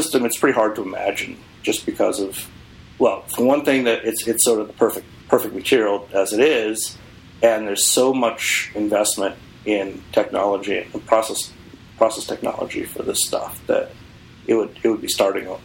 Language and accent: English; Boston, Massachusetts, United States; moved away; I came from Boston